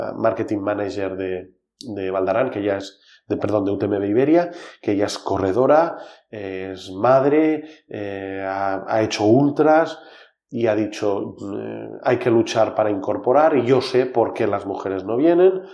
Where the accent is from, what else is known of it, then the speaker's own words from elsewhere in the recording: Val d'Aran, Catalonia, Spain; Somos el Valle de Arán, vivimos 10.000 personas.